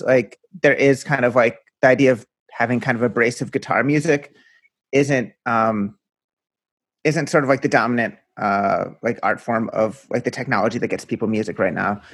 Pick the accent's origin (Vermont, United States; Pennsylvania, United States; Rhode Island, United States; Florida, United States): Pennsylvania, United States; outside of Philadelphia; moved away as an adult; also born or lived in Brooklyn; I grew up outside of Philly